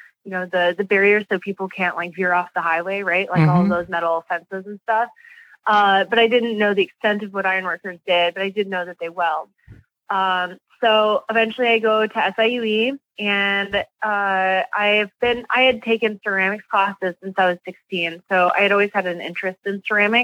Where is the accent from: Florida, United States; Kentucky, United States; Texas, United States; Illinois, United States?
Illinois, United States; Joliet; I'm originally from Joliet, Illinois